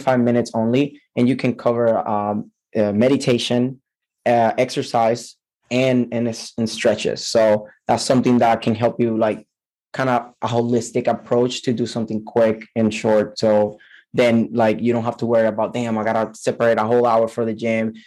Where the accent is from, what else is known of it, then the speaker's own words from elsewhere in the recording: Puerto Rico; I am from Puerto Rico